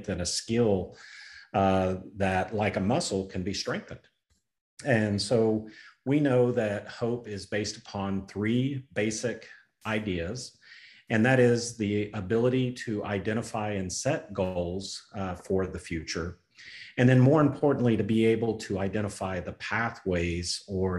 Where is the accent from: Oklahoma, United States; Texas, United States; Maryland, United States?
Oklahoma, United States; I'm from Oklahoma